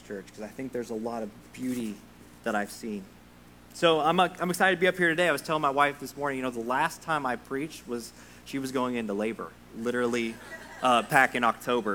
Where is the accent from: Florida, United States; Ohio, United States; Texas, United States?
Texas, United States; Sundown; moved away as an adult; now in Kentucky, United States; I'm from a tiny little town in West Texas called Sundown, Texas